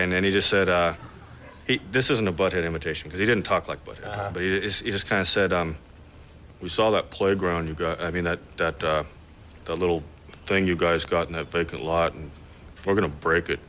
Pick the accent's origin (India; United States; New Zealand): United States; Albuquerque, New Mexico; moved away; also born or lived in San Diego / Texas; I'm originally from Albuquerque